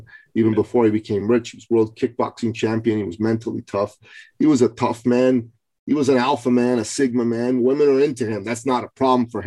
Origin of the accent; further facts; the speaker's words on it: Iran; moved away; I'm from Iran